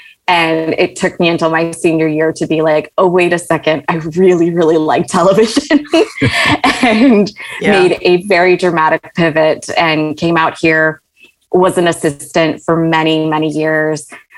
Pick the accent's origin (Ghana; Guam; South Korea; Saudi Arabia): Saudi Arabia; Riyadh, Riyadh Province; also born or lived in Malaysia; And I was born in Malaysia and we moved to Saudi Arabia in Riyadh, small compound, no television.